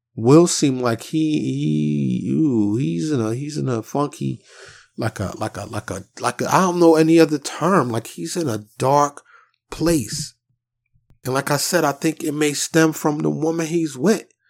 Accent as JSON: {"language": "English", "town": "New York City", "region": "New York", "country": "United States", "tie": "born or raised there", "said": "growing up in Harlem in the South Bronx"}